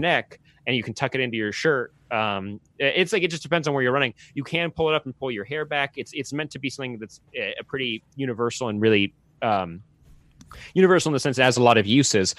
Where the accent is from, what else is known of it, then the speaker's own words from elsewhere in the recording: Santa Clarita, California, United States; I grew up in Santa Clarita, which is where, uh, Magic Mountain, uh, the Six Flags Magic Mountain is